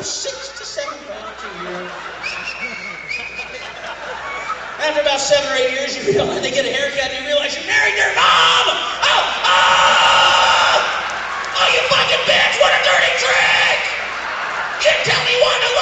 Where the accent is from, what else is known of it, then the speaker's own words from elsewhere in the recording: Peoria, Illinois, United States; moved away; I'm originally from Peoria